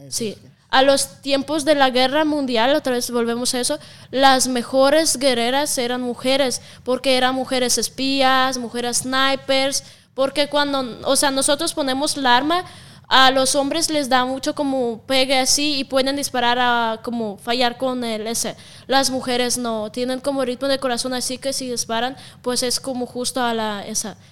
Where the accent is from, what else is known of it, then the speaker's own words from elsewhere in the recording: Siberia, Russia; accent: Russian; Spanish is a second language; also born or lived in Moscow, Russia / Spain; now in Mexico; soy de Rusia. Sí, pero de La parte de, Rusia que de donde soy se llama Siberia, es la parte más fría del mundo